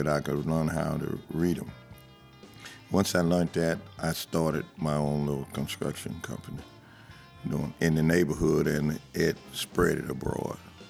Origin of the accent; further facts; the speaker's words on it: Bernice, Louisiana, United States; I'm from Bernice, Louisiana, a little small town.